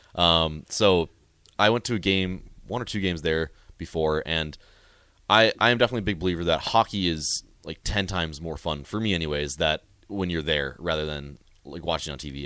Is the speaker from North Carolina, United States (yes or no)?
no; Tioga, North Dakota, United States; moved away as an adult; now in Lincoln, United States; I'm from Tioga, North Dakota. It's a little town of about a thousand people up in the northwest corner